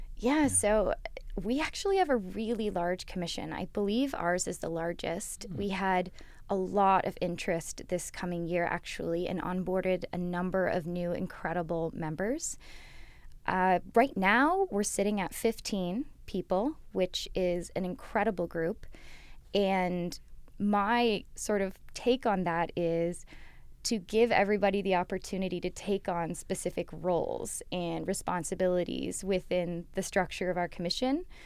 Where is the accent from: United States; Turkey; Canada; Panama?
Canada; London, Ontario; I grew up here in London. I've basically grown up on Western campus, both my parents having gone here